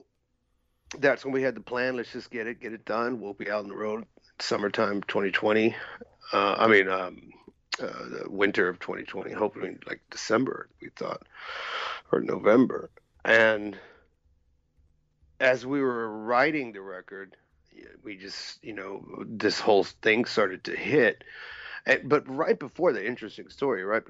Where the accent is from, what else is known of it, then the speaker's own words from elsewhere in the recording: United States; me being an American